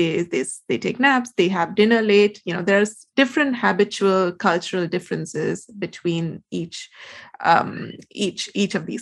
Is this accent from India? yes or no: yes; India; I'm Indian.